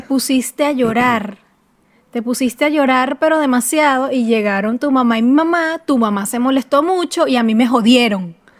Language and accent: Spanish; Venezuela; moved away